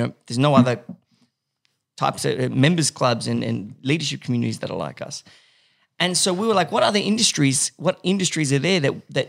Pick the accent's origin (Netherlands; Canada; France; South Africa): France; Paris, Île-de-France; I grew up in Paris.